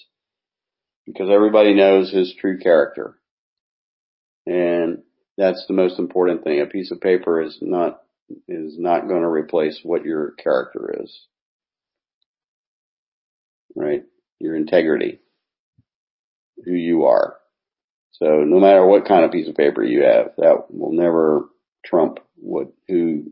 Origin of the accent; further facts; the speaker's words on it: United States; now in Japan; I'm an American